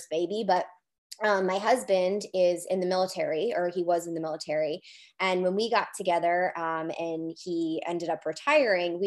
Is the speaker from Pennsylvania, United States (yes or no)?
no; Rhode Island, United States; I'm from Rhode Island